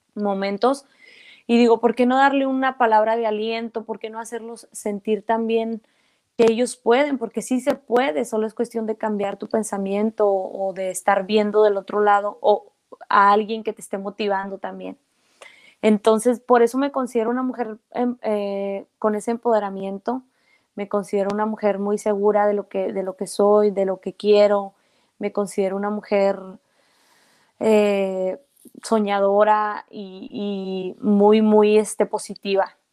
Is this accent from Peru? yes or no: no; Mexico; soy una mujer mexicana que creció en México, que habla mexicano, su familia es mexicana